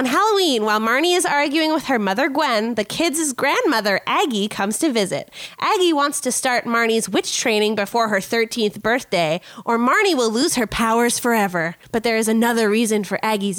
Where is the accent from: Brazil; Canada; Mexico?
Canada; we're Canadian